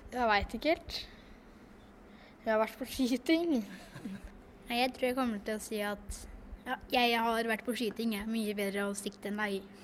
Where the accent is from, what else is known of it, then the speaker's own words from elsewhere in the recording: Fåberg, Innlandet, Norway; jeg kommer fra Folberg.